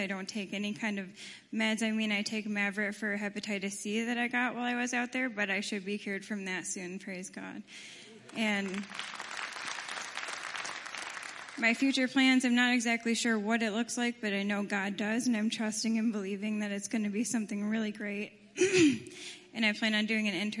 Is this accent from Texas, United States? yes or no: no; Michigan, United States; I'm from Michigan